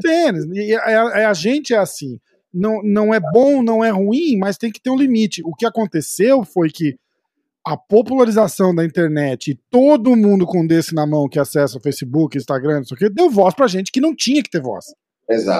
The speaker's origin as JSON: {"language": "Portuguese", "country": "Brazil", "said": "eu sou brasileiro"}